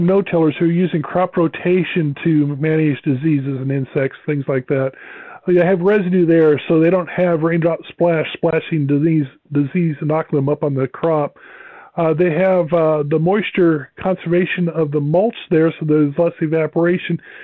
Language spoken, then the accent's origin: English; Nebraska, United States; I grew up in Nebraska